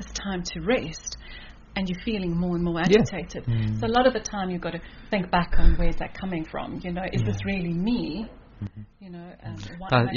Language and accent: English; South Africa; moved away as an adult; also born or lived in Kuala Lumpur, Malaysia / Singapore; I'm originally from South Africa. Grew up in South Africa from Italian parents. Did all my schooling in South Africa.